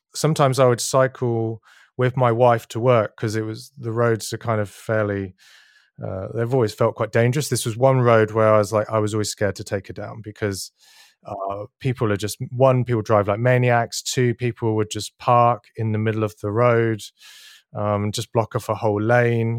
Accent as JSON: {"language": "English", "region": "Berlin", "country": "Germany", "tie": "born or raised there", "said": "Berlin, which is my hometown"}